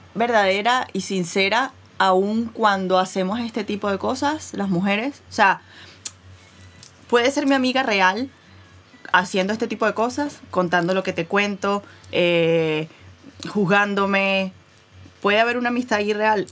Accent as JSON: {"language": "Spanish", "country": "Venezuela", "tie": "born or raised there", "moved": "yes", "said": "yo crecí en Venezuela"}